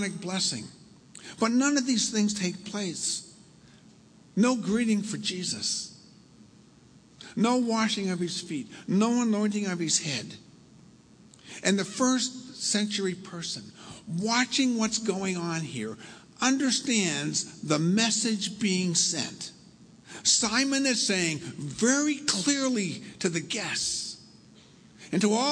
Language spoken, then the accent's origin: English; Milford, United States; I grew up in Milford, only, 15 miles from here up the coast